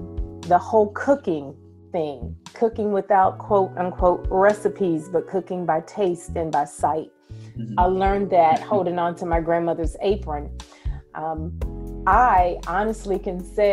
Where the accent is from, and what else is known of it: Capitola, Florida, United States; born or raised there; also born or lived in Tallahassee, Florida